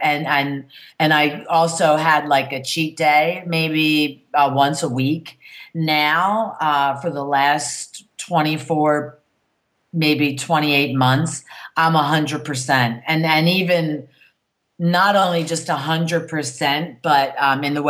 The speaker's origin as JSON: {"language": "English", "town": "Philadelphia", "region": "Pennsylvania", "country": "United States", "said": "I'm from Philadelphia"}